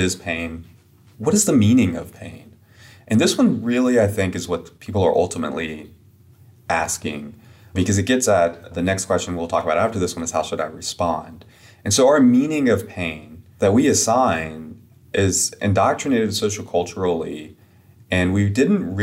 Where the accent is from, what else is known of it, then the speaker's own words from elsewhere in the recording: upstate South Carolina, United States; I'm from South Carolina, kind of a very rural area in upstate South Carolina